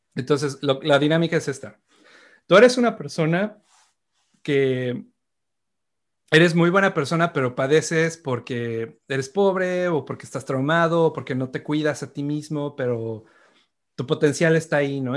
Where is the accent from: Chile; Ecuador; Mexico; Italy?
Mexico; Uno como mexicano